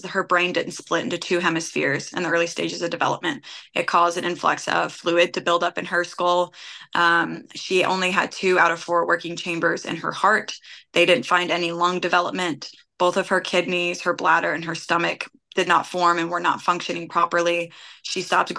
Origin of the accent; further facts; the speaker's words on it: Ashland City, Tennessee, United States; also born or lived in Syracuse, New York / Bellevue, Tennessee / Hermitage, Tennessee / Murfreesboro, Tennessee; growing up in Ashland City, I spent a lot of time in Clarksville